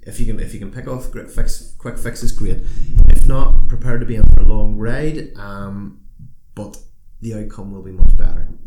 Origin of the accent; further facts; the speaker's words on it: Northern Ireland, United Kingdom; as a Northern Irish person